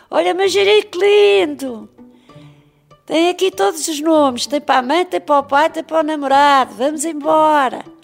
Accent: Lisbon, Portugal; Eu nasci na Travessa de Foi é aí que eu nasci. Saí de lá com seis anos. Vim para a Calçada dos Cavaleiros abaixo, até que morei ali muitos anos na Calçada dos Cavaleiros.

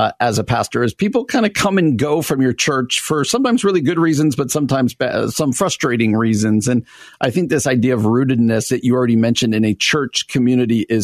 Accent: New Jersey, United States; moved away as an adult; also born or lived in Midwest; I grew up in New Jersey my whole life, moved out here to the Midwest

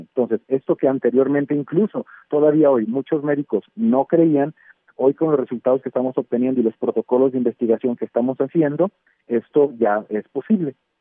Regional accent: Mexico; nosotros como mexicanos

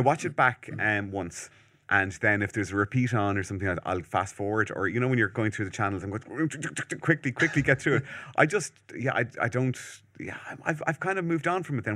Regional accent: Malahide, Leinster, Ireland; where I'm from Malahide

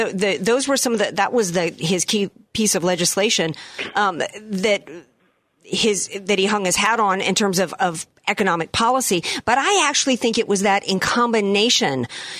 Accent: Deep South, United States; I come from the Deep South, I grew up in the Deep South, white people in my generation

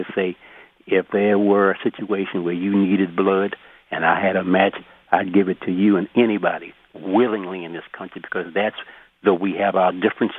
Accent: Baltimore, Maryland, United States; Black in the community, when I was growing up in Baltimore, Lafayette Avenue

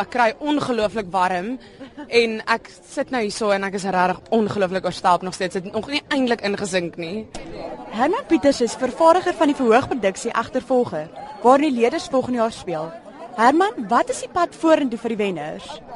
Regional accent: Malmesbury, Western Cape, South Africa; Ek is van Mamasbury

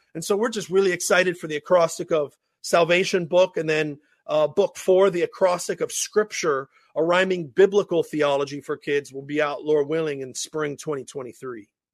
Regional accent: Pittsburgh, Pennsylvania, United States; accent: Pittsburghese; my Pittsburgh Ease accent

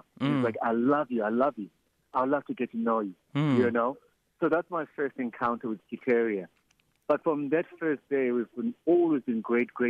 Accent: East London, Eastern Cape, South Africa; moved away as an adult; now in Johannesburg, South Africa; Originally, I'm from East London.

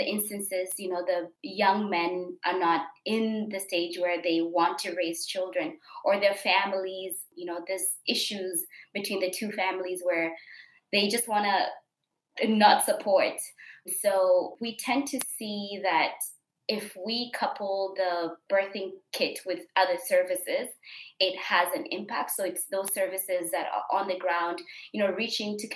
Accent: Kenya; moved away as an adult; also born or lived in Australia; now in Adelaide, Australia; I was born in Kenya

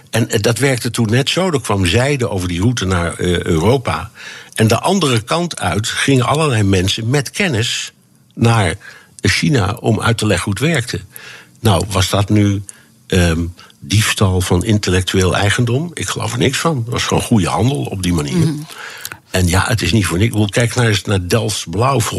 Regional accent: Tehran, Tehran Province, Iran; Dutch is a second language; also born or lived in United States; Ik, ik kwam uit Teheran, waar ik de, de, de Iraanse revolutie heb meegemaakt.

